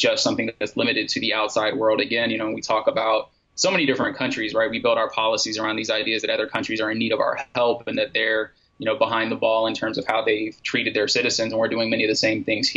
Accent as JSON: {"language": "English", "country": "United States", "said": "as an American"}